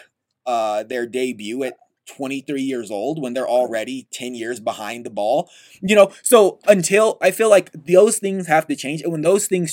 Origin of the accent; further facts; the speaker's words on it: United States; we're American